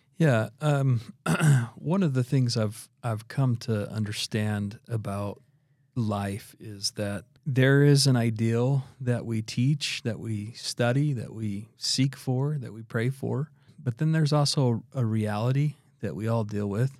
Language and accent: English; Idaho, United States; now in Utah, United States; I'm originally from Idaho